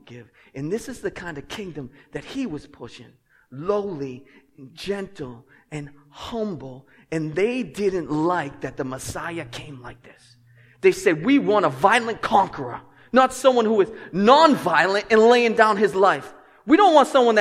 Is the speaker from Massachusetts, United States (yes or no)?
yes; Lynn, Massachusetts, United States; I'm from Lynn